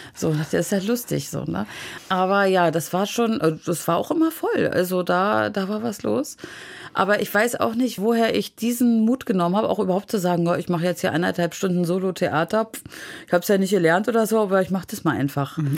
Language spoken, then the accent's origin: German; Wismar, Mecklenburg-Vorpommern, Germany; ich bin immer tatsächlich in der Innenstadt von Wismar aufgewachsen